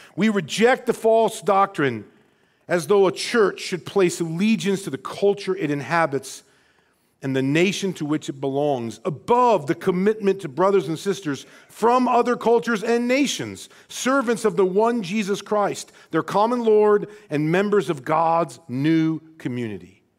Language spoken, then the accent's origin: English; Rockford, Illinois, United States; born and raised in Rockford, Illinois